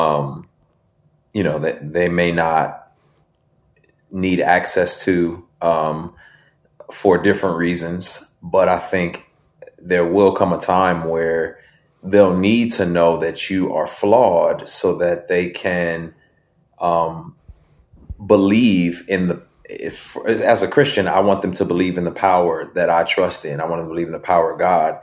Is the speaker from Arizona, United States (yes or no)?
no; Binghamton, New York, United States; also born or lived in Houston, Texas; now in Atlanta, United States; I'm the second person from Binghamton